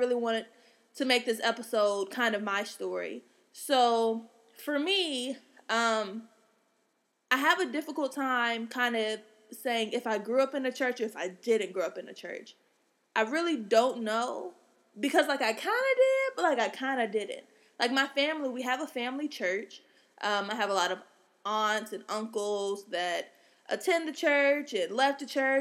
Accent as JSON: {"language": "English", "town": "Atlanta", "region": "Georgia", "country": "United States", "said": "I'm from the Atlantas of Georgia's"}